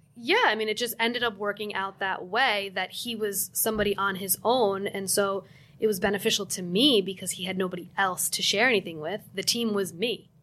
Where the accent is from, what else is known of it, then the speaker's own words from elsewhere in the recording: New Jersey, United States; I'm from New Jersey